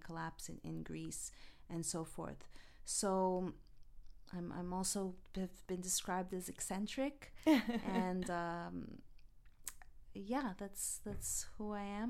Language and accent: English; Montreal, Quebec, Canada; moved away as an adult; now in Los Angeles, United States; I'm originally from Montreal, Canada